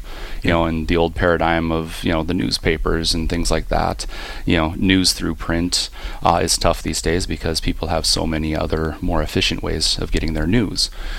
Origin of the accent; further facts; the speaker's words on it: Minot, North Dakota, United States; moved away as an adult; now in Grand Forks, United States; I'm originally from Minot. I've been here in Grand Forks since 2002. Came here for college at UND and have never left, I guess.